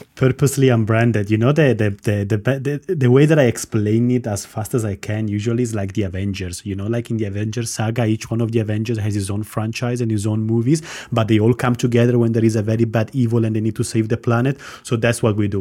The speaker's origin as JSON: {"language": "English", "country": "Italy", "tie": "born or raised there", "also_born_or_lived": "Armenia / London", "moved": "as an adult", "lives_now": "Cyprus", "said": "I was born in Armenia. My mom is Estonian. I grew up in Italy, done my career in London, and now I'm in sunny Cyprus"}